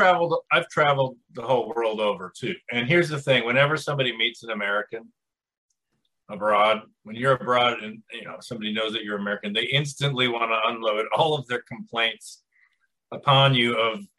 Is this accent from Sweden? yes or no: no; Canada; oh, I'm sorry, I'm Canadian, eh?